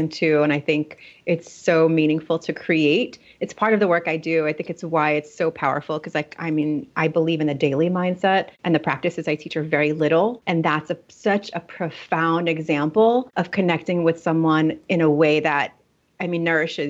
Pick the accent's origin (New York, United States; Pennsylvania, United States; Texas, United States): New York, United States; also born or lived in Russia / Italy; once we moved to New York when I was about 6 years old